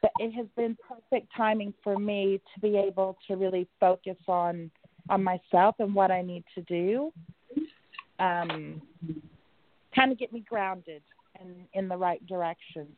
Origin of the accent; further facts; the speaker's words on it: Oklahoma, United States; I'm from Oklahoma